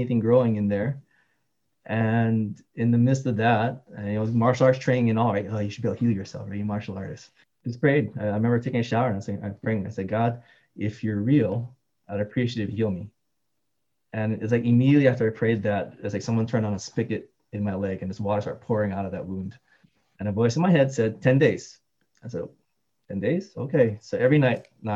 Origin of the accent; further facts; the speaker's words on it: Hawaii, United States; also born or lived in Seattle; now in Alhambra, United States; I was born and raised in Hawaii.